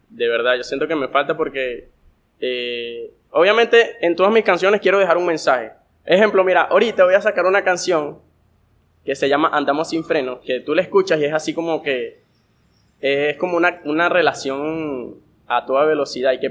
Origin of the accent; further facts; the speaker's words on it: Guanare, Portuguesa, Venezuela; Que siento que me, me aleja de todos aquellos artistas que soy de Guanare.